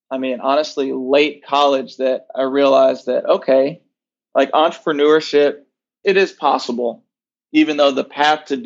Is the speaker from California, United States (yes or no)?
no; Nashville, Tennessee, United States; Yeah, so I grew up in Nashville, Tennessee.